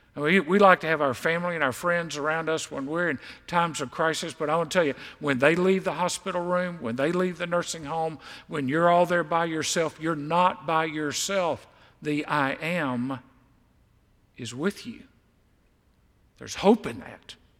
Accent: Mississippi Gulf Coast, United States; I grew up on the Mississippi Gulf Coast

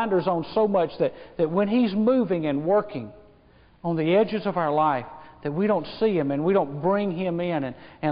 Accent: United States; I was born in America.

